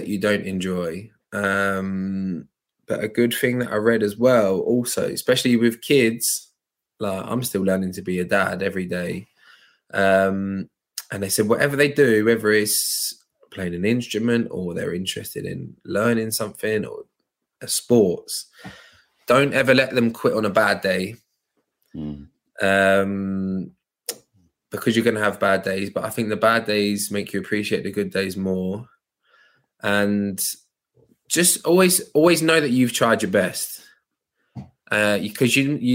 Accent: Luton, East of England, United Kingdom; I grew up in Luton, very diverse, multicultural area

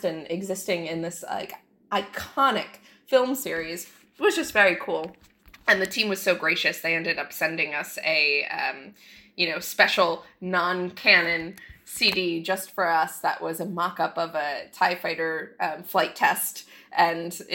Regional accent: Jupiter, Florida, United States; I grew up in Jupiter, Florida

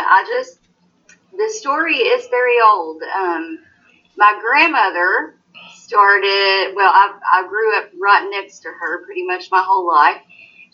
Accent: Knott County, Kentucky, United States; I was born and raised right here in Knott County.

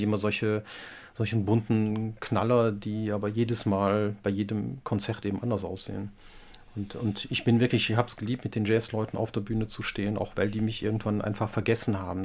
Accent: Wallonia, Belgium; als Belgier sind wir ein kleines Land und haben da immer gute Chancen, vor allem als Deutschsprachige

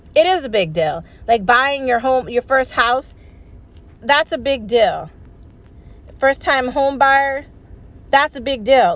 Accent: United States; I'm an American

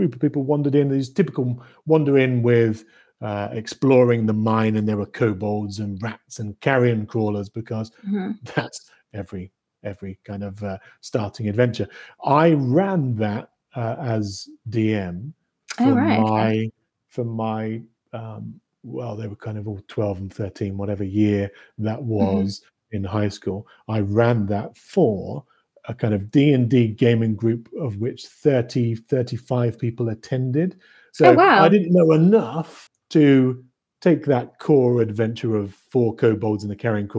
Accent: Norfolk, East of England, United Kingdom; moved away as an adult; now in British Columbia, Canada; I grew up in the UK, grew up in Norfolk, which for international listeners is the little bump that's closest to Scandinavia

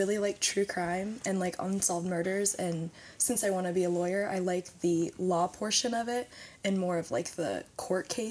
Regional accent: Dillsboro, Indiana, United States; also born or lived in Batesville, Indiana / Aurora, Indiana; now in Sunman, United States; I was born in Batesville. I grew up in Dillsboro, Indiana, and I now reside in Sunman

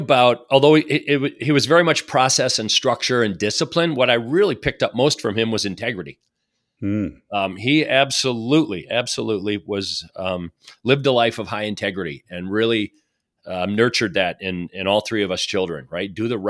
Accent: Madison, Wisconsin, United States; So I feel like I've got some roots back growing up outside of Madison, Wisconsin, and as a result, kind of see that as my home.

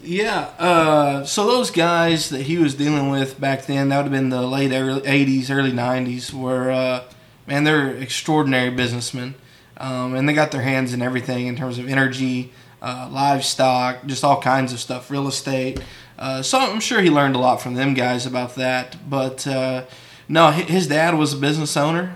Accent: San Angelo, Texas, United States; born and raised in San Angelo

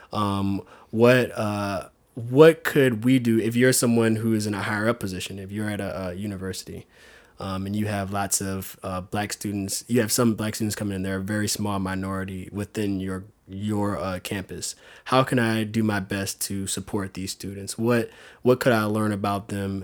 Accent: South Louisiana, United States; moved away as an adult; now in San Diego, United States; Growing up in Louisiana with them, these two awesome role models as parents

